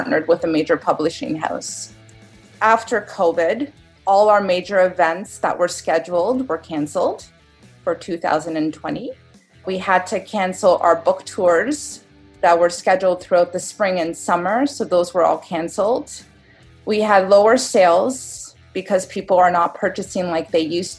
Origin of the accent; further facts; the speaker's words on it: Toronto, Ontario, Canada; I'm from Toronto, Canada